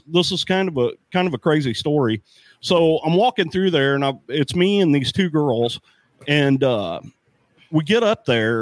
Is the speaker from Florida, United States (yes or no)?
no; St. Louis, Missouri, United States; also born or lived in Arnold, Missouri; I grew up in St. Louis. I grew up in South St. Louis